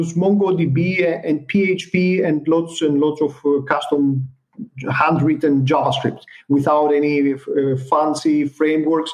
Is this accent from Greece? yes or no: yes; Greece; we're coming from Greece